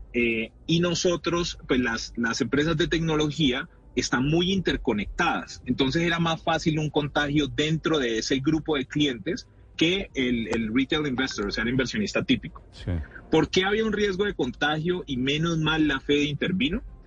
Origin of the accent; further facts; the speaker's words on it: Colombia; como latinoamericano